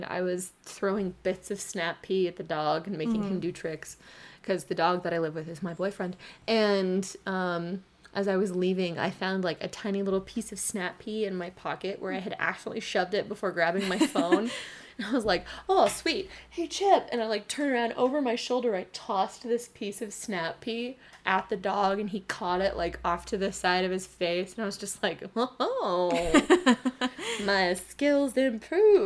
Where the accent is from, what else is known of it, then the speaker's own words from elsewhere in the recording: United States; I'm an American